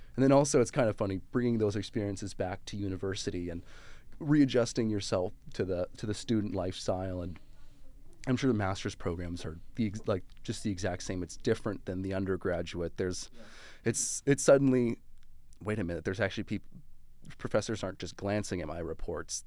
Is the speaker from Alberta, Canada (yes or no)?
yes; Calgary, Alberta, Canada; moved away; I'm actually originally from Calgary, Alberta